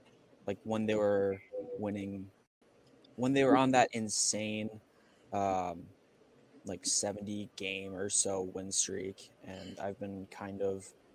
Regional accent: Wisconsin, United States; I am also from Wisconsin.

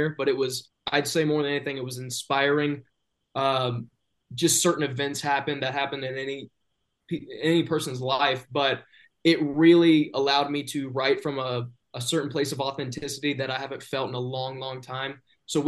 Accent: the South, United States; I am from the South

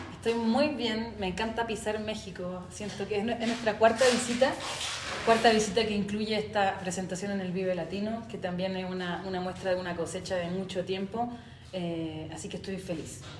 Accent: San Bernardo, Santiago Metropolitan Region, Chile; nosotros somos de Santiago, pero somos de San Bernardo que es un pueblito que queda eh, al final ya de Santiago

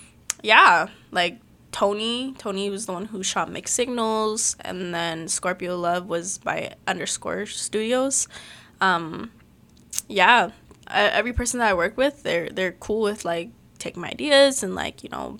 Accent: Philippines; I am Filipino.

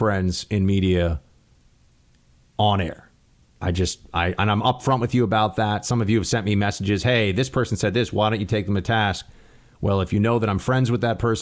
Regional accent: New York, United States; he was my mayor growing up in New York

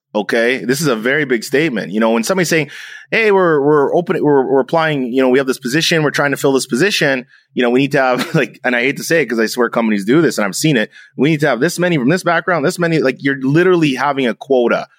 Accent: Canada; I'm half German, I'm half Jamaican, I'm Canadian

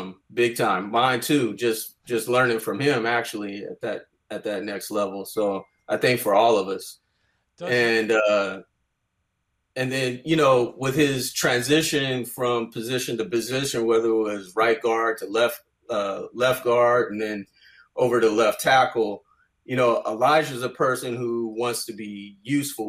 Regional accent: Bay Area, California, United States; growing up in the Bay Area

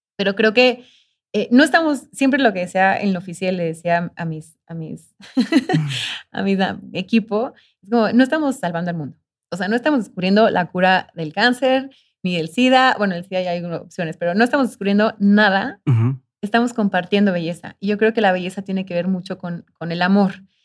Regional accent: Mexico; soy de México

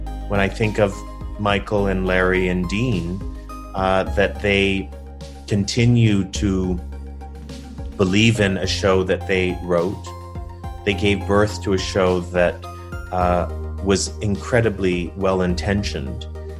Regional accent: Toronto, Ontario, Canada; moved away as an adult; also born or lived in New York; You know, I'm a kid from Toronto, and I moved to New York, spent 20 years there.

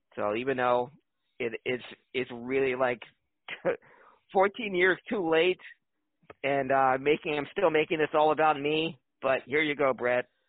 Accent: Philadelphia, Pennsylvania, United States; my my hometown team

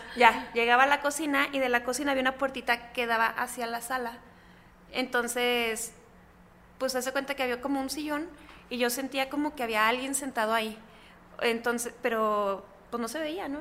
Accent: Chihuahua, Mexico; en Chihuahua, que es de donde soy, yo vivía en casa de mis abuelos.

